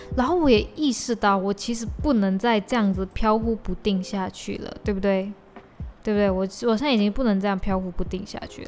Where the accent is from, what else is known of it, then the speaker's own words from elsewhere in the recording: Malaysia; 我的身份证号码前面是零二一一零四，意思就是说就是我是二零零二年出生，十，二零零二年十一月四日出生